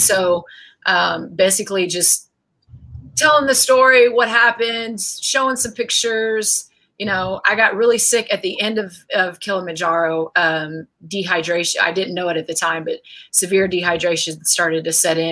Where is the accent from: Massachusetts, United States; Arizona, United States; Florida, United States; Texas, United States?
Texas, United States; an hour south of San Antonio; My hometown is like an hour south of San Antonio